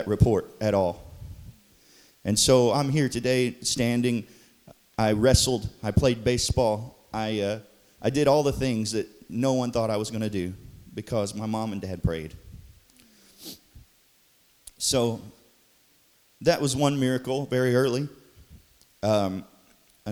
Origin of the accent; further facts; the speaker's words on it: Dudley, Missouri, United States; I was born in Dudley, Missouri. Yep. Holding it down for Dudley